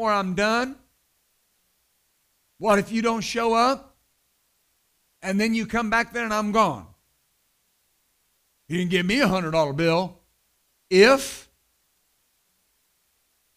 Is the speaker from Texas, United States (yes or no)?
yes; West Texas, United States; I was raised in West Texas